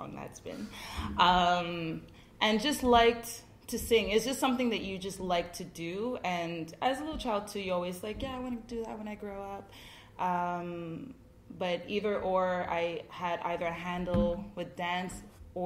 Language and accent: English; Montreal, Quebec, Canada; I was born in Montreal.